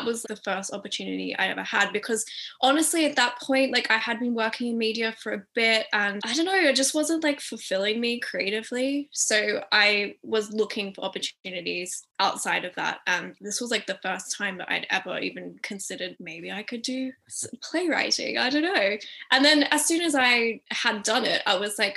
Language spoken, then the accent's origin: English; Sydney, New South Wales, Australia; moved away; I'm from a suburb near the coast called Maroubra.